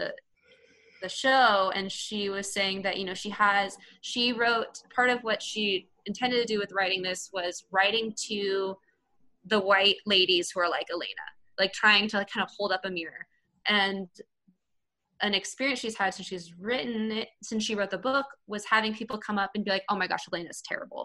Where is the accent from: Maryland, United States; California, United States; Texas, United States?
California, United States; Southern; I'm from Southern California